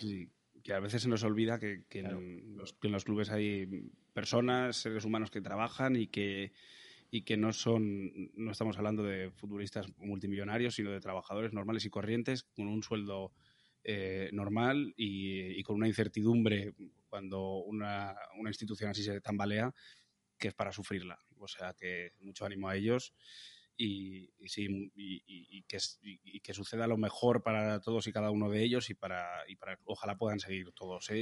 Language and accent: Spanish; Logroño, La Rioja, Spain; moved away; Yo que me siento muy logroñés, me siento muy riojano